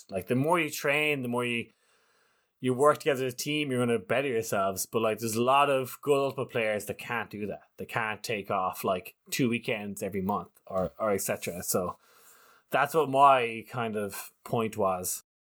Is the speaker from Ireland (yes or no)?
yes; Ireland; as an Irishman